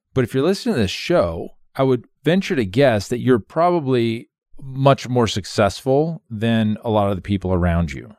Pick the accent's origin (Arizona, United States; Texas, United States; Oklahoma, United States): Arizona, United States; Phoenix; moved away as an adult; also born or lived in Monroe, Louisiana; I come from Phoenix